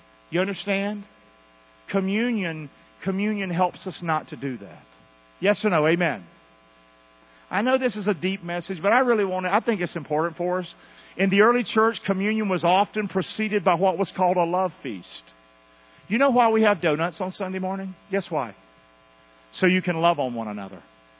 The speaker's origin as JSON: {"language": "English", "region": "North Carolina", "country": "United States", "moved": "yes", "said": "I came from North Carolina. Now, my kids were born here, but most all of us have in common that we came from somewhere else."}